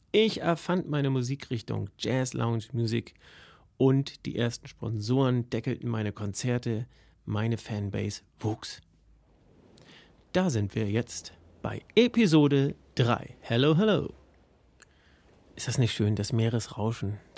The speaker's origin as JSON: {"language": "German", "town": "St. Peter-Ording", "region": "Schleswig-Holstein", "country": "Germany", "tie": "born or raised there", "said": "Es war in meiner Heimat in St. Peter-Ording."}